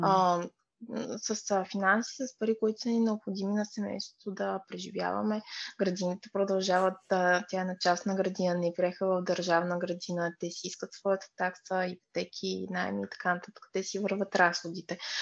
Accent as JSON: {"language": "Bulgarian", "town": "Pleven", "region": "Pleven Province", "country": "Bulgaria", "also_born_or_lived": "Burgas", "said": "Аз съм от Плевен"}